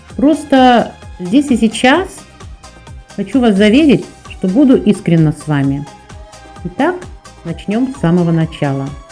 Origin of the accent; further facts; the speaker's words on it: Moscow, Russia; Я москвичка.